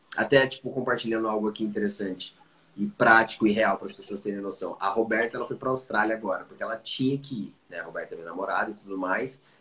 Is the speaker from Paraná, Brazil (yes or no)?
yes; Curitiba, Paraná, Brazil; also born or lived in Dublin, Ireland; Sou curitibano nato